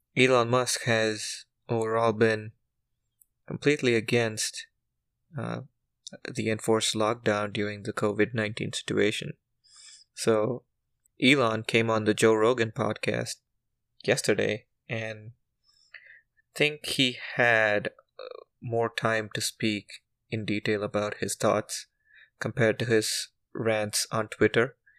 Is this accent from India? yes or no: yes; India; as an Indian